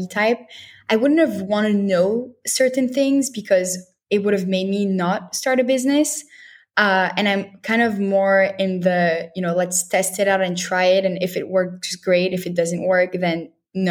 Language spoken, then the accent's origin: English; Montreal, Quebec, Canada; also born or lived in Paris, France / Tel Aviv, Israel / New York, United States; So I was born in Paris and I grew up in Montreal, Canada.